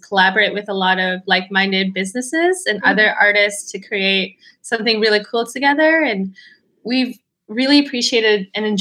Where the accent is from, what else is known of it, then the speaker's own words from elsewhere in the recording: Canmore, Alberta, Canada; moved away as an adult; also born or lived in Calgary; now in Vancouver, Canada; I grew up, we're both from Alberta, and I grew up in this small mountain town called Canmore, Alberta